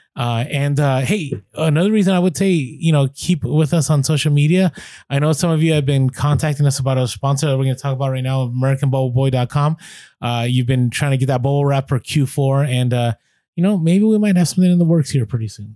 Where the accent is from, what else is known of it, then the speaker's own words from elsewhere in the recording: San Francisco, California, United States; I grew up in the city, I grew up in San Francisco